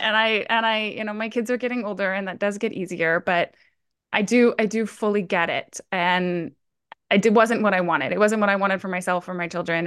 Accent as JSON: {"language": "English", "region": "Hawaii", "country": "United States", "tie": "born or raised there", "also_born_or_lived": "Colorado", "moved": "yes", "lives_now": "Oregon, United States", "said": "originally I'm actually born and raised in Hawaii. Uh, I lived in Colorado for fifteen years, and I'm now based out of Oregon."}